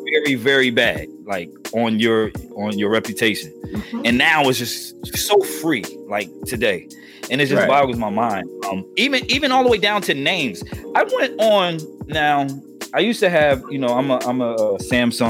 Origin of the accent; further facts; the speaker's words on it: New Jersey, United States; my home state of New Jersey